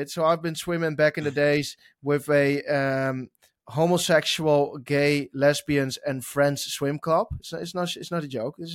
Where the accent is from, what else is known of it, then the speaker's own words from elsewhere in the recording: Oklahoma, United States; from Oklahoma racing